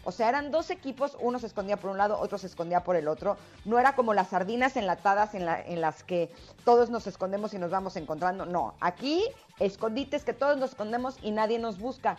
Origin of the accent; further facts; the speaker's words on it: Mexico City, Mexico; yo nací en la Ciudad de México